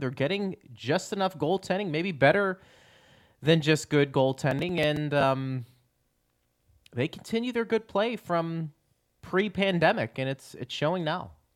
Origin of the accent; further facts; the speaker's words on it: Pittsburgh, Pennsylvania, United States; growing up in Pittsburgh